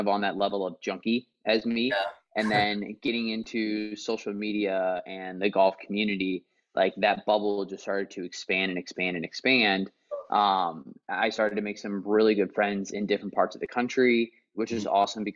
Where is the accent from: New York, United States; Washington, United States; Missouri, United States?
Missouri, United States; moved away as an adult; now in East Bay, California, United States; born and raised in Missouri my entire life